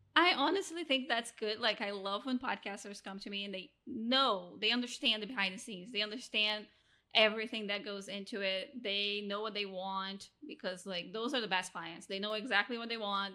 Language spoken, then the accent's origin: English; Rio de Janeiro, Brazil; now in Mexico; I'm originally from Brazil, now living in Mexico, married to an American